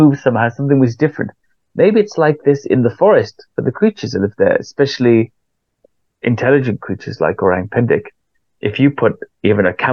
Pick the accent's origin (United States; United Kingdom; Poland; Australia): United Kingdom; Wales; now in London, United Kingdom; I'm from Wales